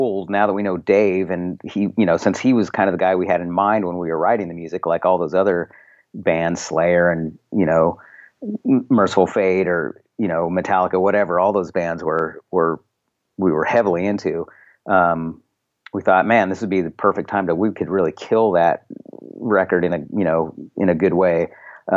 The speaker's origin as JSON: {"language": "English", "town": "Eureka", "region": "California", "country": "United States", "tie": "born or raised there", "said": "in Eureka where I grew up, which is actually where I'm where I'm speaking to you from now."}